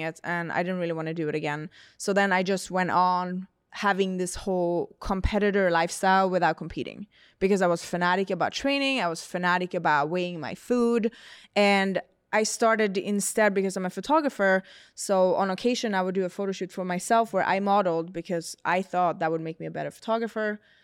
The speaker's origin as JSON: {"language": "English", "country": "Sweden", "moved": "yes", "said": "I'm from Sweden"}